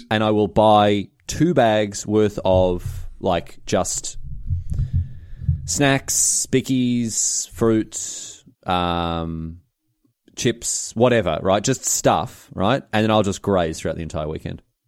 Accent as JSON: {"language": "English", "town": "Melbourne", "region": "Victoria", "country": "Australia", "tie": "born or raised there", "said": "It was in my hometown"}